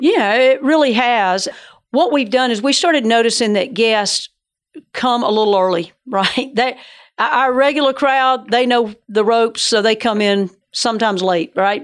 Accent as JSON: {"language": "English", "region": "Georgia", "country": "United States", "tie": "born or raised there", "said": "I grew up in Georgia, so that's where the northern accent comes"}